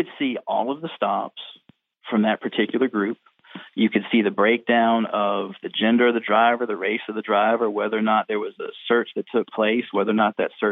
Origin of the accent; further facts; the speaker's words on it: Virginia Beach, Virginia, United States; I grew up in Virginia Beach, Virginia